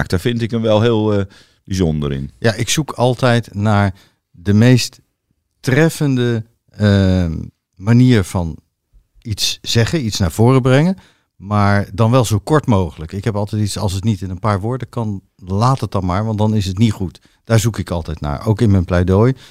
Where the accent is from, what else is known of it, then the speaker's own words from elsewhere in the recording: The Hague, South Holland, Netherlands; Maar eigenlijk, ik kom uit Den Haag, zeggen wij crème de la crème.